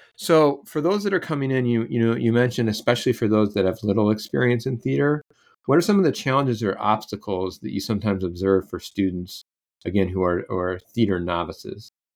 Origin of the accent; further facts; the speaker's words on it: Iowa, United States; moved away; I'm from Iowa